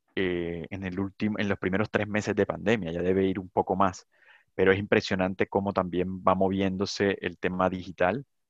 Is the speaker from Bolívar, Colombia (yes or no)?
yes; Cartagena, Bolívar, Colombia; also born or lived in San Onofre, Colombia; now in Chile; yo nací en Cartagena, pero me moví por cosas de, trabajo de mi papá a San Onofre, y luego otra vez me devolví por temas de la violencia a Cartagena